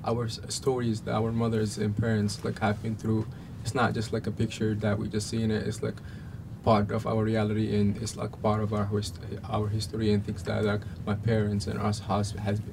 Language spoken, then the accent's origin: English; Egypt; English is a second language; also born or lived in Somalia; now in Portland, United States; I am from Somalia originally, and I was raised in Egypt.